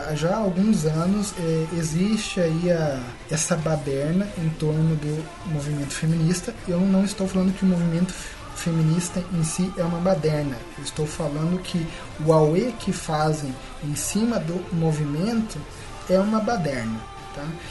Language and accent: Portuguese; Brazil; first language Portuguese; o nosso país é assim